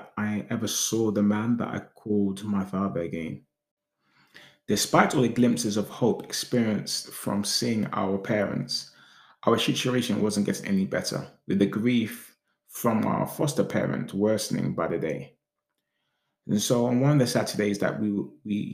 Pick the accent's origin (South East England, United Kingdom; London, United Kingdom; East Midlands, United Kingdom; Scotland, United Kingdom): London, United Kingdom; also born or lived in Islington; the area that we grew up in Hackney